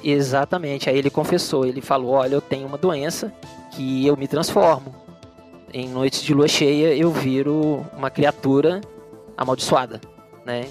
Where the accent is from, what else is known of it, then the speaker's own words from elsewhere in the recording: Belo Horizonte, Minas Gerais, Brazil; aqui na minha terra, Belo Horizonte, Minas Gerais.